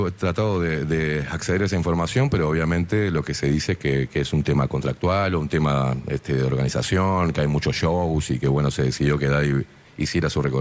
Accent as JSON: {"language": "Spanish", "country": "Uruguay", "also_born_or_lived": "Argentina", "said": "eh, soy argenguayo, yo viví eh, toda mi vida en Argentina, la mitad de mi vida, y luego vine para acá mi país natal, soy uruguayo"}